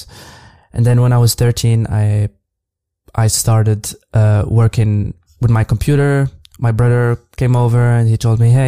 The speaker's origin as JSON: {"language": "English", "town": "Casablanca", "region": "Casablanca-Settat", "country": "Morocco", "tie": "born or raised there", "moved": "as an adult", "lives_now": "Berlin, Germany", "said": "I grew up in Casablanca almost my whole life before moving abroad a few years ago"}